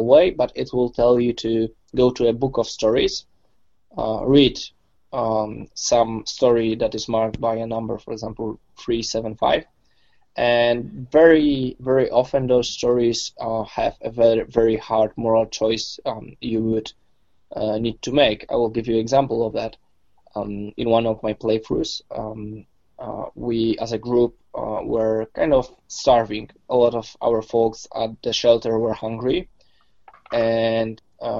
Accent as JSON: {"language": "English", "country": "Poland", "said": "I'm from Poland"}